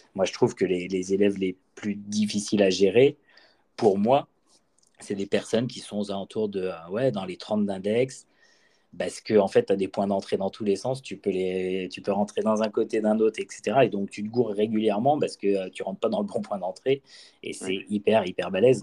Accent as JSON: {"language": "French", "region": "Brittany", "country": "France", "also_born_or_lived": "Bordeaux", "said": "je viens quand même de Bretagne"}